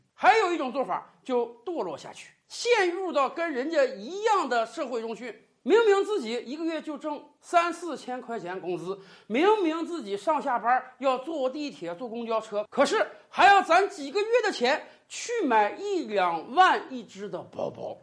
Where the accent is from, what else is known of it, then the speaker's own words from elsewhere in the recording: China; 我们中国人